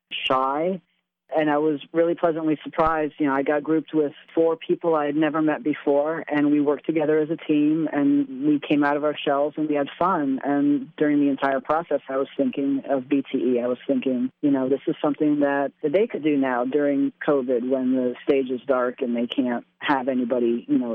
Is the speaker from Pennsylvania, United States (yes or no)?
yes; Bloomsburg, Pennsylvania, United States; moved away; I'm from Bloomsburg. I was born and raised here.